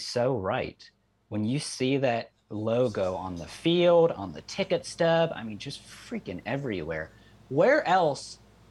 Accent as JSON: {"language": "English", "town": "Cleveland", "region": "Ohio", "country": "United States", "said": "I'm from Cleveland"}